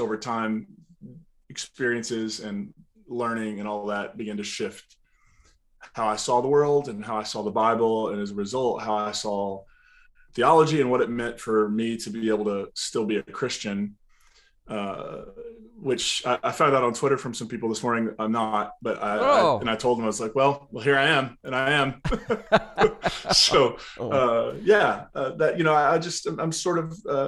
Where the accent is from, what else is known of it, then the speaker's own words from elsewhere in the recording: Eastern Kentucky, United States; also born or lived in West Virginia; now in Nashville, United States; I grew up, you know, in a holler in Eastern Kentucky